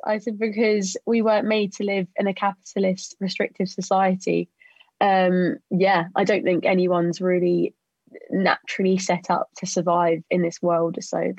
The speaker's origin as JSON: {"language": "English", "area": "Thanet", "region": "South East England", "country": "United Kingdom", "tie": "born or raised there", "moved": "as an adult", "lives_now": "Manchester, United Kingdom", "said": "I'm 20 as well. And born and raised in Thanet, fashion student in Manchester at the moment."}